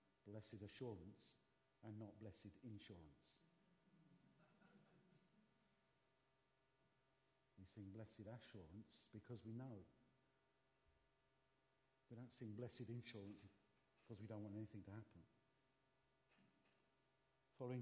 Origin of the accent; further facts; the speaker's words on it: London, United Kingdom; I was brought up in the East End of London